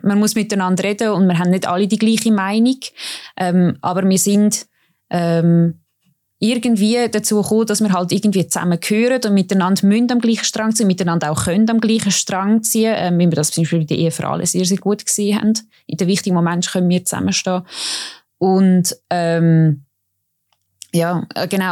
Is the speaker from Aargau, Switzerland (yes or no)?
yes; Baden, Aargau, Switzerland; Ich komme ja auch aus Baden, wo die Milchjugend ähm, gegründet worden ist.